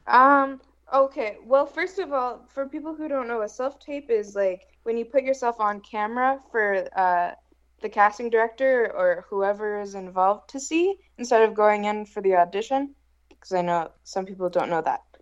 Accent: Canada; now in New York, United States; I'm a Canadian citizen

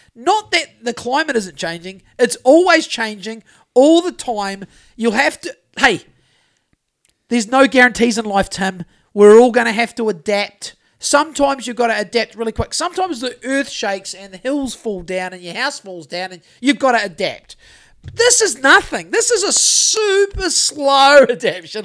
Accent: New Zealand; growing up in Great Mountain in the nineties

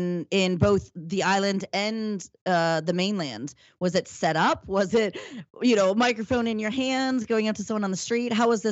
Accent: United States; for me, I'm American.

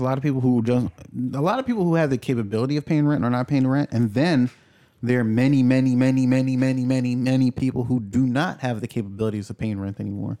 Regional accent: New York, United States; I grew up in New York

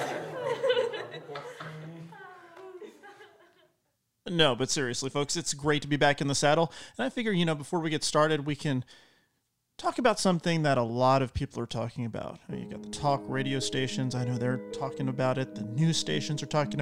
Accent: El Paso, Texas, United States; now in Tennessee, United States; I'm from El Paso, and we have sopapillas at the end of every meal there.

